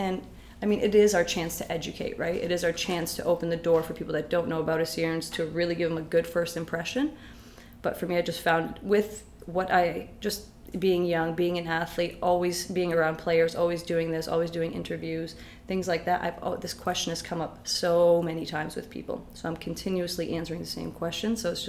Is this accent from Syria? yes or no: yes; Syria; Yes. I still, even now, like when I say I'm from Syria, oh my God, your English is so good.